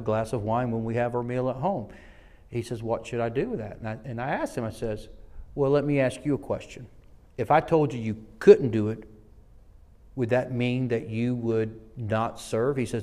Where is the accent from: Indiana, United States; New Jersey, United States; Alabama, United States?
Alabama, United States; Selma; I'm from the South. I was born in the city that the civil rights was birthed in, Selma, Alabama